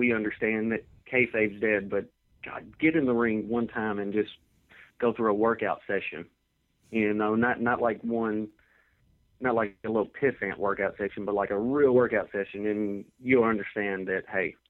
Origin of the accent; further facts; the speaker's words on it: the South, United States; born there; Well, I was born in the South, so, you know, I was a wrestling fan since birth.